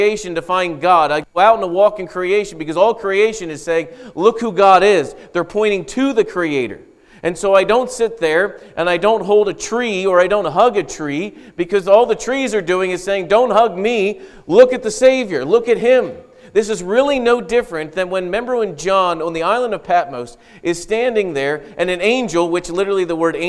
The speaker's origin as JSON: {"language": "English", "country": "United States"}